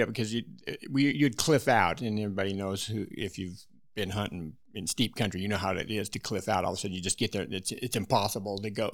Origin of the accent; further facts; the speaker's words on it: Wyoming, United States; I was born and raised in Wyoming